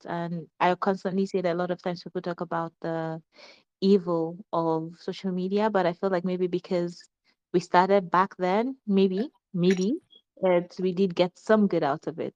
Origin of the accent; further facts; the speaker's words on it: Lagos, Nigeria; also born or lived in Kaduna / Kogi State; I was born in Kaduna. Mm-hmm. I grew up in Lagos. I'm from Kogi State.